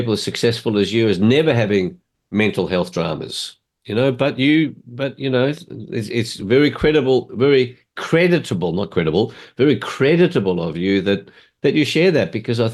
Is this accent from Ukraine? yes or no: no; Australia; I was born in Australia